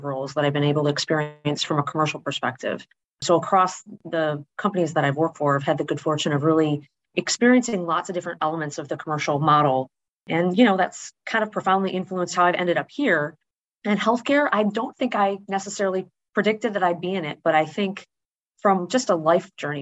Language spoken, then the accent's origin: English; Wisconsin, United States; moved away as an adult; also born or lived in Indianapolis, Indiana; growing up in Wisconsin